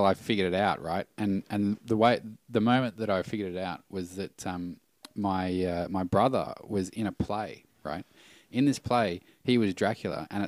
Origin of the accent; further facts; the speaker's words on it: Canberra, Australian Capital Territory, Australia; I remember growing up in Canberra